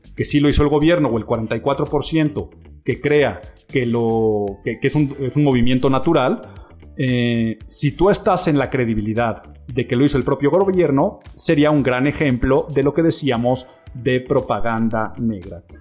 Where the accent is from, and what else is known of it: Mexico